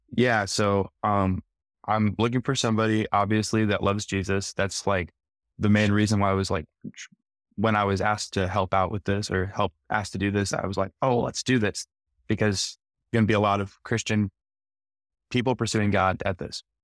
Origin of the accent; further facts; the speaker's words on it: small town Iowa, United States; moved away as an adult; now in Nashville, United States; So I moved here uh, to Nashville about a year and a half ago from small town Iowa